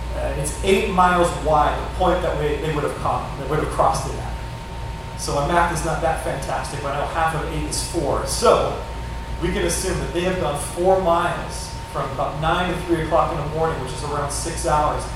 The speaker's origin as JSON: {"language": "English", "region": "Northern California", "country": "United States", "moved": "as an adult", "lives_now": "Orange County, United States", "said": "we're from Northern California"}